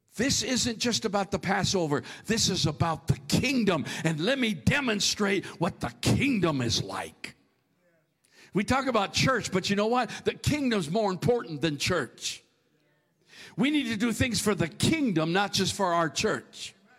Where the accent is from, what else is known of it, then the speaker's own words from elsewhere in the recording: near St. Cloud, Minnesota, United States; that place between my hometown and the big town of St. Cloud, Minnesota